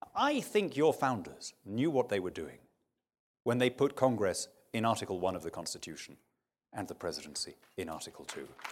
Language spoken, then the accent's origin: English; United Kingdom